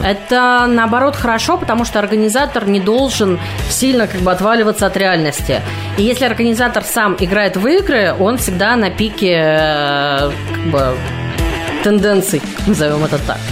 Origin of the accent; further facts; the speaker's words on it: Mytishchi, Moscow Oblast, Russia; moved away as an adult; now in Moscow, Russia; Я из Мытищ. Славный город Мытищ и Подмосковье.